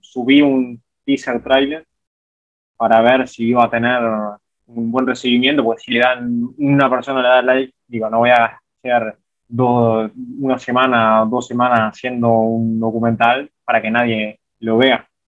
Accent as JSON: {"language": "Spanish", "country": "Uruguay", "tie": "born or raised there", "said": "yo no soy de Montevideo acá, soy del interior, soy de otra parte de Uruguay, no de Montevideo, no me crié con esa vivencia"}